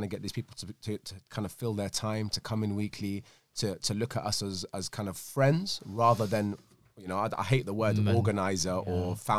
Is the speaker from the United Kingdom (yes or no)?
yes; Glasgow, Scotland, United Kingdom; born there; accent: Scottish; I was born in Glasgow.